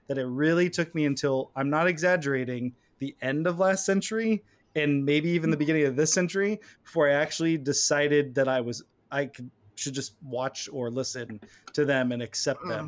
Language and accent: English; California, United States; We're from California